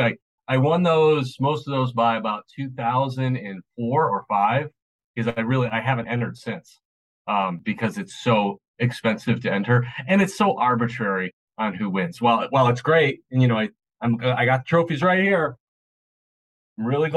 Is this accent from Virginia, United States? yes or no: no; Chicago, Illinois, United States; now in Nashville, United States; I'm from Chicago